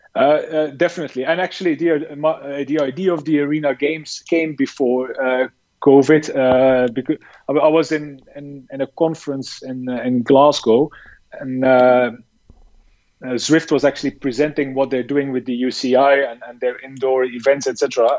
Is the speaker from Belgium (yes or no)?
yes; Belgium; moved away as an adult; also born or lived in China; I'm from Belgium uh, originally